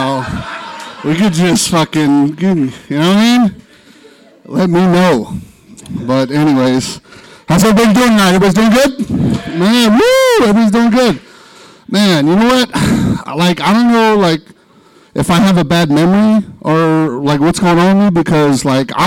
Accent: Stockton, California, United States; being from Stockton

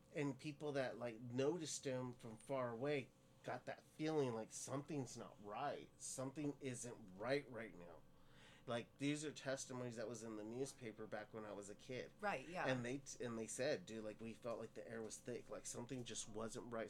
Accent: Stockton, California, United States; I grew up in Stockton

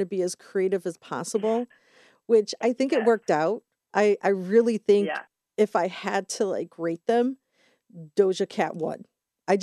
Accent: United States; as an American

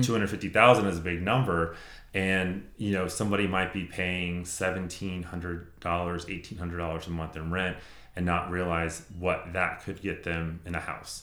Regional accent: Gwinnett County, Georgia, United States; I grew up in Gwinnett.

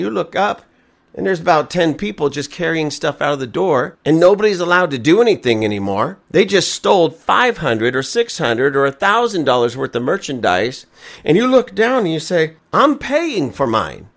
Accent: Lancaster, United States; we're all from Lancaster. We all live here. This is our home

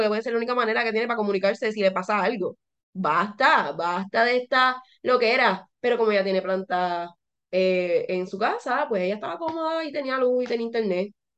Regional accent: Puerto Rico; now in United States

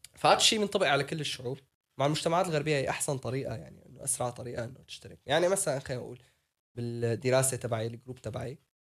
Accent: Syria; now in Netherlands; انا سوري

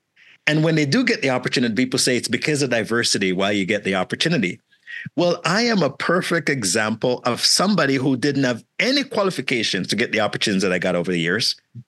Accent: Malvern, Ontario, Canada; I didn't even know what Bay Street was because I grew up in Malvern. Malvern is where I spent that. I came at 16 until this point.

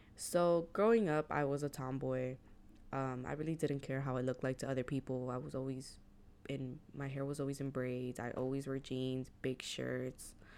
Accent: Hialeah, Florida, United States; growing up in Hialeah, the demographic was Cuban.

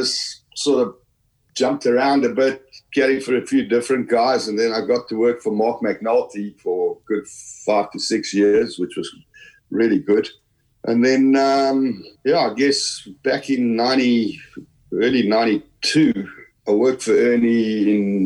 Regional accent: South Africa; also born or lived in Halifax, Yorkshire, England; I was born in Halifax in Yorkshire. You know, then my parents emigrated to South Africa in the late 60s. So basically, I grew up in South Africa.

